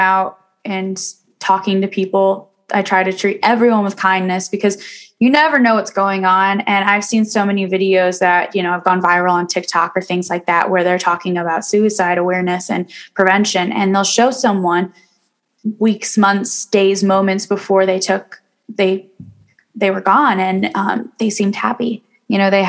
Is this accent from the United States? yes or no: yes; Kalamazoo, Michigan, United States; my hometown